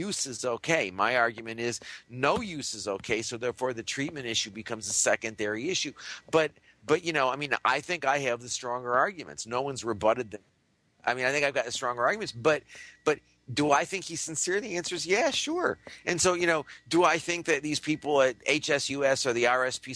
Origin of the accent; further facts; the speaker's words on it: United States; when I was a kid growing up in the United States in the 1950s and 60s